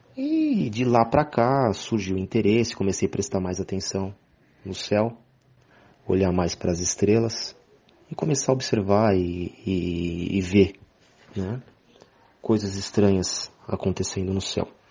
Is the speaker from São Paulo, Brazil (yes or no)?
yes; São Paulo, Brazil; sou de São Paulo, capital